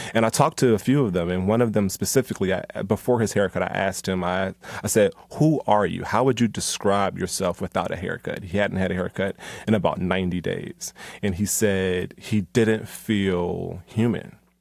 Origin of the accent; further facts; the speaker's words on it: Philadelphia, Pennsylvania, United States; now in Atlanta, United States; Philly, you know, my hometown